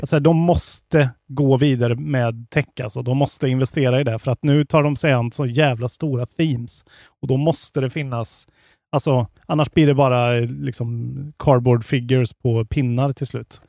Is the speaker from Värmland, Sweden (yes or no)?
yes; Värmland, Sweden; jag är från Värmland. Klart jag säger tillbud